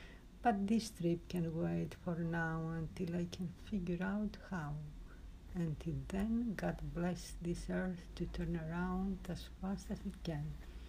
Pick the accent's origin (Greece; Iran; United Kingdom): Greece; I am from Greece.